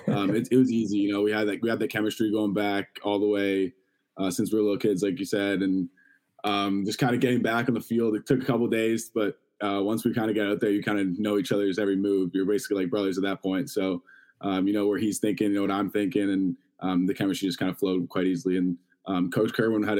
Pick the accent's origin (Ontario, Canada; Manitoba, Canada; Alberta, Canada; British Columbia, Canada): Ontario, Canada; Toronto; you go to all the Toronto Rock games growing up in Toronto